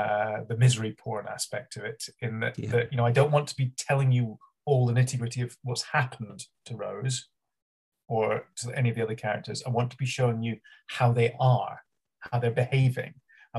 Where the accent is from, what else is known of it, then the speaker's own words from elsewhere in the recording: Edinburgh, Scotland, United Kingdom; moved away; I'm from all over. I'm Edinburgh first. I grew up in Edinburgh, then I went down south, and then I came back to halfway in between the two poles.